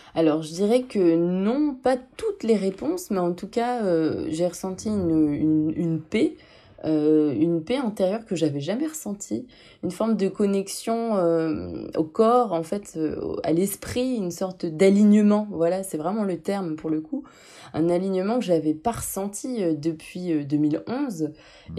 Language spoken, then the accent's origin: French; Lille, Hauts-de-France, France; moved away; J'arrivais pas à rester dans le nord parce que je, je suis originaire de Lille